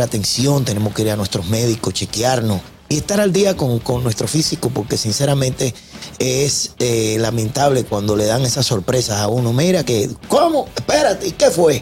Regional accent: Dominican Republic; moved away; de visita en mi país.

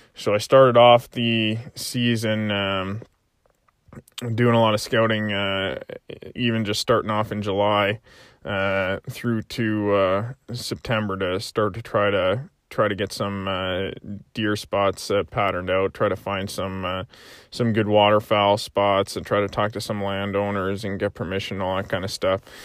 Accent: Prince Edward Island, Canada; growing up in, uh, in P

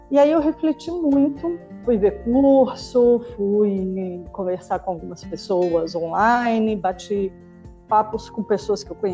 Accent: Brasília, Federal District, Brazil; born there; now in São Paulo, Brazil; apaixonada por São Paulo, apesar de ter nascido em Brasília. Mas já estou aqui há muito mais tempo do que na minha cidade natal, né?

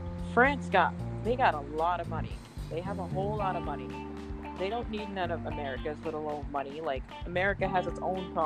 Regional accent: Boston, Massachusetts, United States; also born or lived in Florida; I grew up in Boston, originally from Florida.

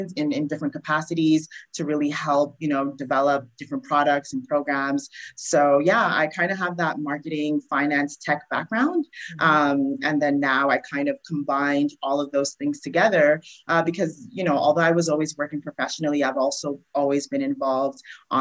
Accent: Montreal, Quebec, Canada; moved away as an adult; now in Toronto, Canada; So I'm originally from Montreal, and I moved to Toronto probably about five, six years ago. And I transitioned here. So I grew up there

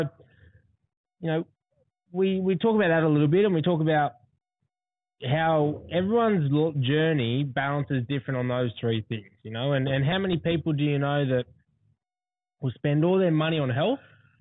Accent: Central Coast / Mount Druitt, New South Wales, Australia; also born or lived in Quakers Hill; I went to your minor high and Wee Wee High, and I moved from the West. I moved from Mount Druitt, Quakers Hill area up to there

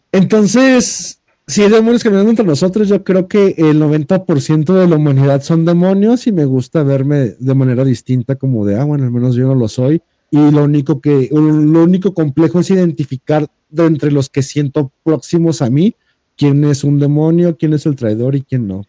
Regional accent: Jalisco, Mexico; soy de Jalisco

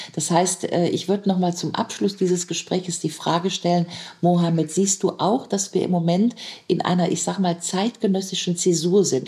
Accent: Germany; als Deutsche

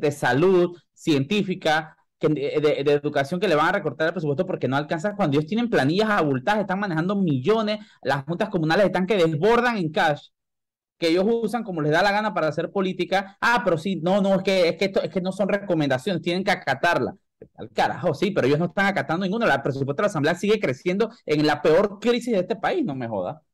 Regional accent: Panama; como panameño

